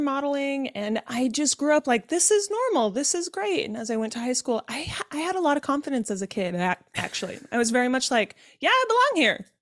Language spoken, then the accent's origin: English; Utah, United States; I was born and raised in Utah in a Mormon family